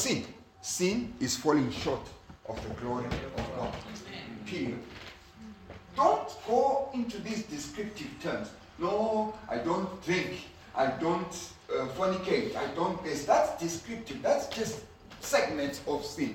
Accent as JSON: {"language": "English", "country": "Zimbabwe", "said": "I come from Zimbabwe"}